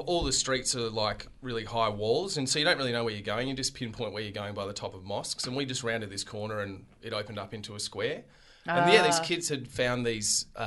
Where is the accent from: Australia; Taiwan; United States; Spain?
Australia; Where are you from? And we'd say, Australia.